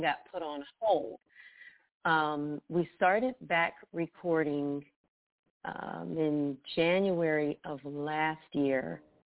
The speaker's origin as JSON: {"language": "English", "town": "Youngstown", "region": "Ohio", "country": "United States", "tie": "born or raised there", "moved": "yes", "lives_now": "Bristow, United States", "said": "I'm originally from Youngstown, Ohio."}